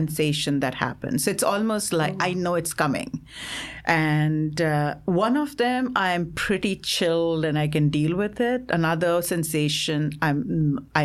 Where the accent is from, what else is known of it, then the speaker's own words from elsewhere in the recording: Assam, India; moved away; we are from Assam